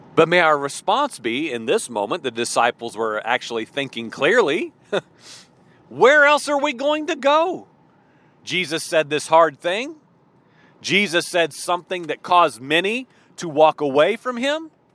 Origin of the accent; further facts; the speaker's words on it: Illinois, United States; moved away; also born or lived in Georgia; I grew up in Illinois